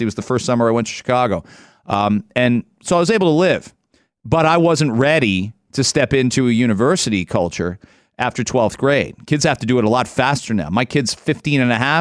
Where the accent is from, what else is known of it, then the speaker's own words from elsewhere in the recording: London, Ontario, Canada; That's my school. That's my hometown